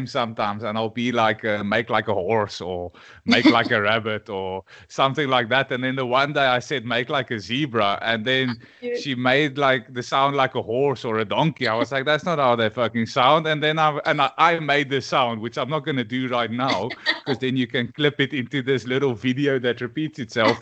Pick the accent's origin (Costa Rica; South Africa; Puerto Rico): South Africa; I'm from Africa